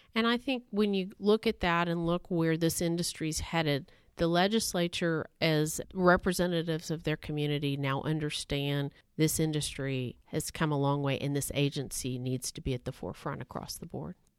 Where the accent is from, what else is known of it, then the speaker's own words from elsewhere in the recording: Midland, Texas, United States; also born or lived in Austin, Texas; I grew up in Midland, Texas, the heart of the oil and gas industry in this country